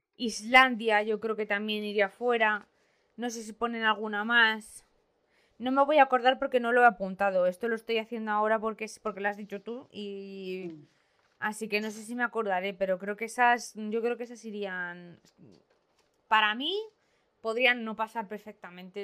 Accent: Spain; todos somos españoles

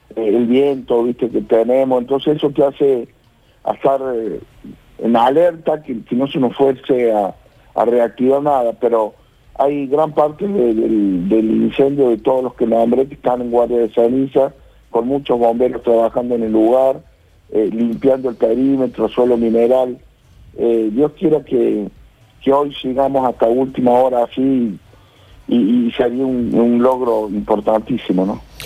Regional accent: Mayu Sumaj, Córdoba, Argentina; nosotros somos nacidos en Mayuzumá

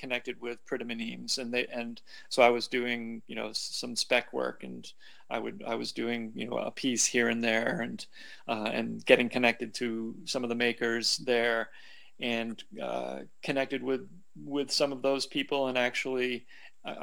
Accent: New England, United States; moved away; also born or lived in Seattle, Washington / California / Southern Vermont; I grew up in New England

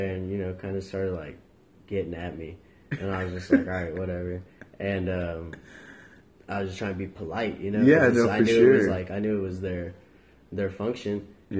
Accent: Maryland, United States; born there; also born or lived in North Carolina / Virginia / Texas; I was born in Maryland, lived in North Carolina and Virginia, and I've been in Texas for like 10 years.

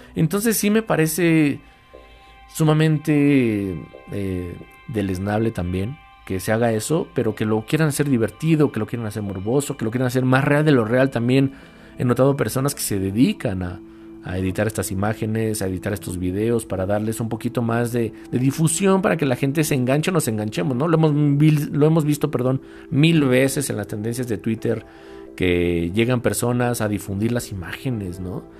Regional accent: Mexico; aquí en mi país, reitero, aquí en México

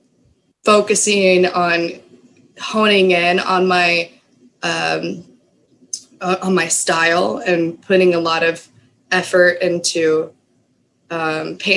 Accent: Austin, Texas, United States; I grew up in Austin

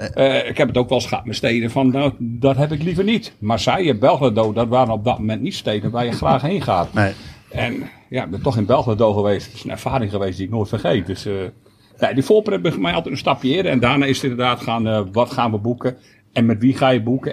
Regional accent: Groningen, Netherlands; een voetbalclub in de buurt waar ik opgegroeid ben, naast het Oosterparkstadion.

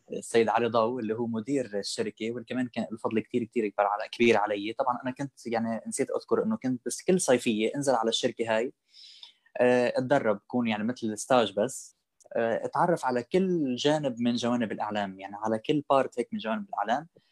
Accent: Sidon, South Governorate, Lebanon; moved away as an adult; also born or lived in Palestine (ancestry); now in São Paulo, Brazil; انا فلسطيني صح ولبناني كمان

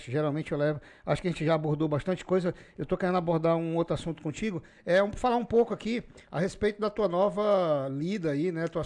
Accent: Rio Branco, Acre, Brazil; Eu sou daqui de Rio Branco

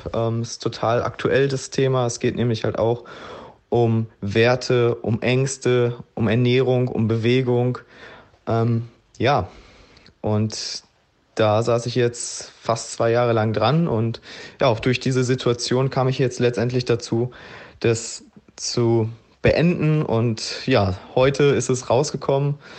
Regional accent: Gladbeck, North Rhine-Westphalia, Germany; moved away as an adult; also born or lived in Kos / Mauritius / Zürich / Egypt; bin ich jetzt zurück in meiner Heimat im Ruhrgebiet in Gladbeck und ja, bin hier wieder in mein Kinderzimmer eingezogen

